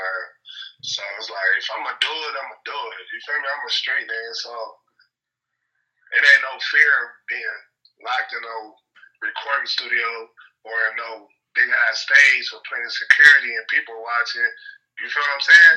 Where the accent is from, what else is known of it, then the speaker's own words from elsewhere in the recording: Los Angeles, California, United States; I'm from Rolling 40s in L.A.